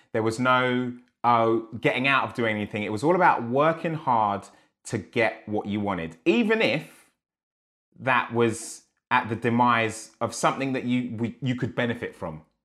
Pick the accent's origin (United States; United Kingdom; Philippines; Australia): United Kingdom; Enfield, London; I grew up in Enfield, dude, a different side of Enfield